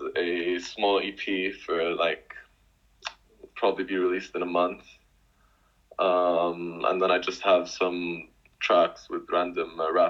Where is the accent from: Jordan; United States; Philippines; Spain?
Jordan; I'm from Jordan. I'm 22 right now. Also currently living in Jordan.